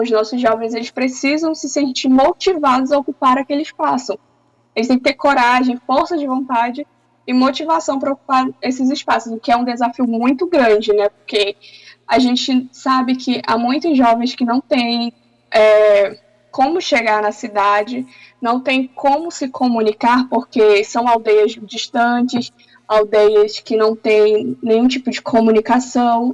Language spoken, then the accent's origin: Portuguese; Tapajós-Arapiuns Extractive Reserve, Pará, Brazil; estava ainda na aldeia, na minha aldeia, que é na reserva extrativista Tapajós, Arapiuns, próxima à cidade.